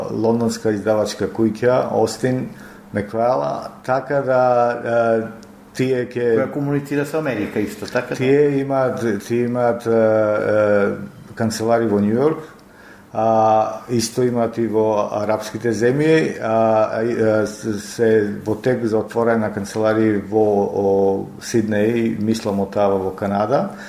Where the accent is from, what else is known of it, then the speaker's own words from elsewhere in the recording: Ohrid, North Macedonia; moved away; во мојот роден крај во Охрид